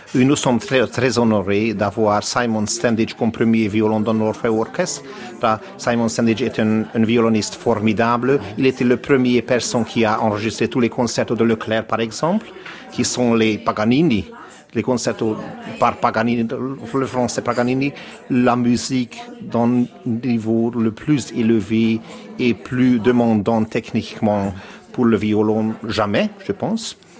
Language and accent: French; Budapest, Hungary; French is a second language; je suis né à Budapest en 1970. Et j'ai étudié là, à Budapest, euh, dans des écoles